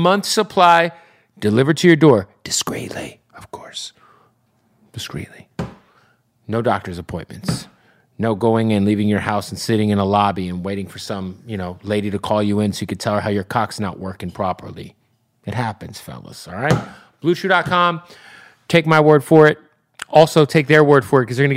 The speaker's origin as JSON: {"language": "English", "town": "Phoenix", "region": "Arizona", "country": "United States", "tie": "born or raised there", "said": "Phoenix, Arizona, my hometown."}